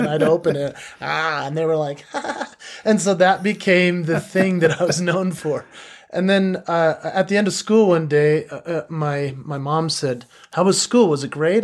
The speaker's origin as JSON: {"language": "English", "town": "Park City", "region": "Utah", "country": "United States", "tie": "born or raised there", "also_born_or_lived": "Salt Lake City, Utah", "said": "I was born in Salt Lake City, but I was raised in Park City. So I I grew up in a very interesting community."}